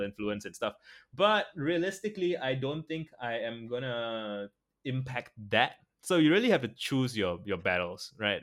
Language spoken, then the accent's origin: English; Singapore; I'm a Singaporean, Asian